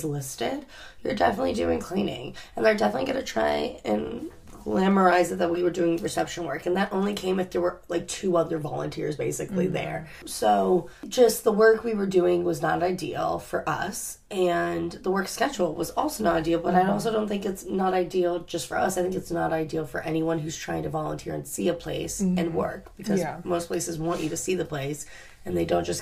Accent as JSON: {"language": "English", "region": "Florida", "country": "United States", "tie": "born or raised there", "also_born_or_lived": "Chicago / North Carolina", "moved": "as an adult", "said": "I am from Florida, born and bred"}